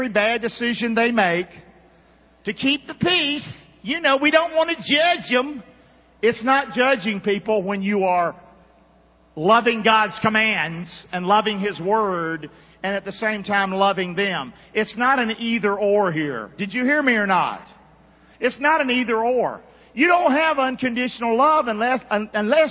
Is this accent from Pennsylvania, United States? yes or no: no; Rockingham, North Carolina, United States; I'm from Rockingham, North Carolina